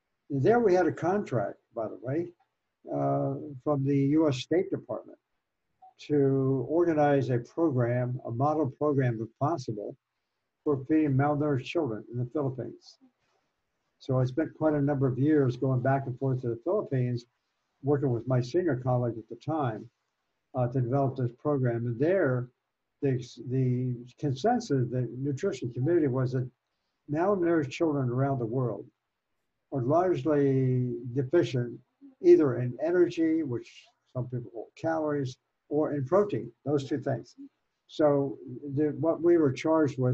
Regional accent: Virginia, United States; moved away; I was raised in Virginia, mm-hmm. west of Washington, D.C.

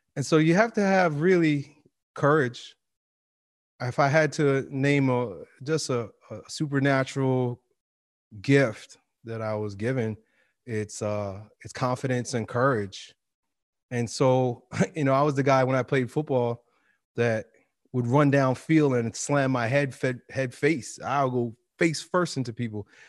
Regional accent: New York City, New York, United States; as a kid, growing up in a black and white world, New York City

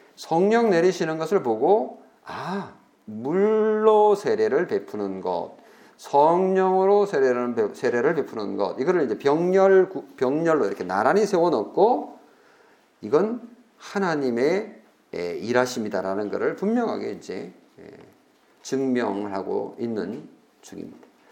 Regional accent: South Korea; 우리가 한국인으로서요

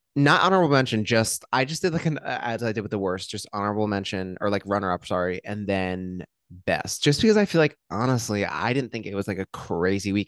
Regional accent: Hillsborough, New Jersey, United States; I'm from Hillsboro

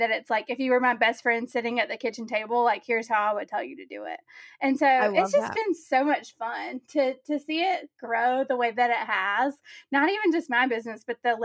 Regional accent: the South, United States; I'm from the South

